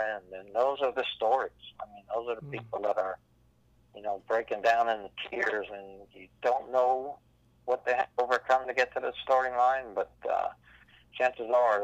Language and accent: English; Pennsylvania, United States; growing up in Pennsylvania